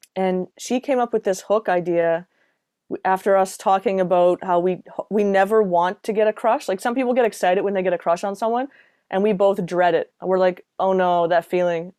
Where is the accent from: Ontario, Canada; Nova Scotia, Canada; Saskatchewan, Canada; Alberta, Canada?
Nova Scotia, Canada; Halifax; moved away as an adult; also born or lived in Toronto; I moved from Toronto back to Halifax mid-pandemic.